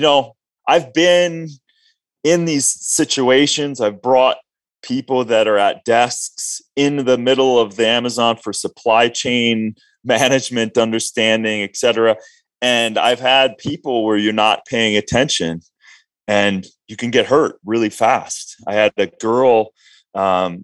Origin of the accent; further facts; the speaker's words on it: Minnesota, United States; both sides of my family I'm Norwegian, and I grew up in Minnesota